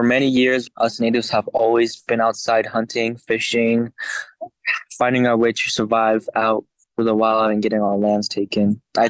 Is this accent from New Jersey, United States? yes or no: no; Albuquerque, New Mexico, United States; I am from Albuquerque, New Mexico. I was born and raised here ever since I was a baby.